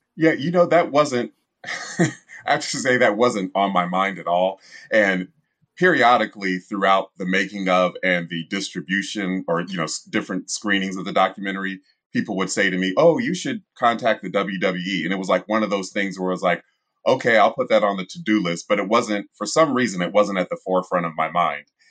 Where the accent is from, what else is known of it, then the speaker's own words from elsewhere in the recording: Columbus, Ohio, United States; I was born and raised in Columbus, Ohio